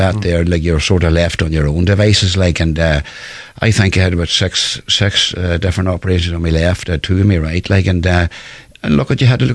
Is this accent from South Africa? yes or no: no; Ireland; growing up in Yamagoura, you know, as a young lad